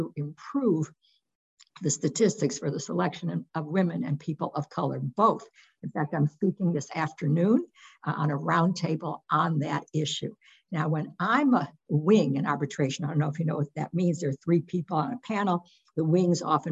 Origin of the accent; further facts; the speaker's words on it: Washington, District of Columbia, United States; moved away; also born or lived in Detroit, Michigan; I was born in the District of Columbia